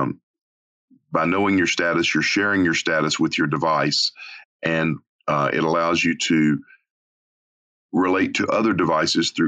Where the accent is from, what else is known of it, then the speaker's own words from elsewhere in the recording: Arkansas, United States; moved away; a small town, my hometown in Arkansas